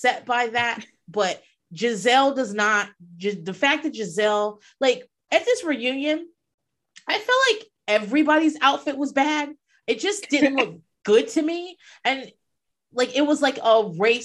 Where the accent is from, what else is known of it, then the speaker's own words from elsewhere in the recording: United States; also born or lived in Atlanta; I also grew up in like this Virginia, Maryland, DC, like in this whereabouts